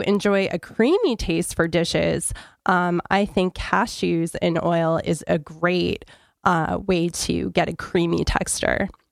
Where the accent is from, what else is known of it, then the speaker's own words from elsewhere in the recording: New Hampshire, United States; I grew up in New Hampshire